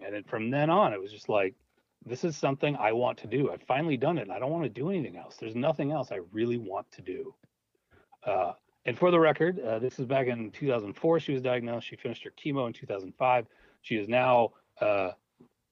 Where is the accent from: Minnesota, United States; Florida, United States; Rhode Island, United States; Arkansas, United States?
Minnesota, United States; Minneapolis; I grew up in Minneapolis